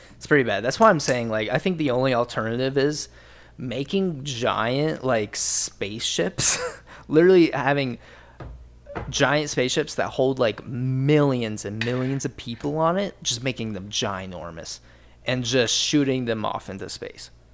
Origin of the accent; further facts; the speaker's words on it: rural Ohio, United States; growing up in Ohio, rural Ohio, my entire life